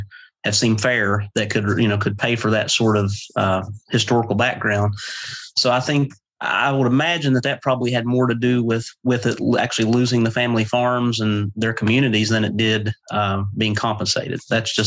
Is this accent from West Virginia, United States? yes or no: yes; East Lynn, West Virginia, United States; also born or lived in Westmoreland, West Virginia / Wayne, West Virginia; I've lived here my entire life. Grew up at East Lynn or outside East Lynn on Big Lynn Creek